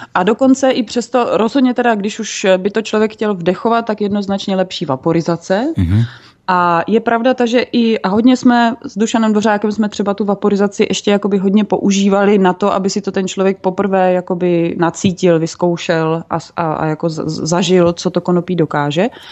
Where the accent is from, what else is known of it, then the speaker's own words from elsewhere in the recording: Brno, South Moravian Region, Czechia; moved away as an adult; now in Central Bohemia, Czechia; jsem byla původně z Brna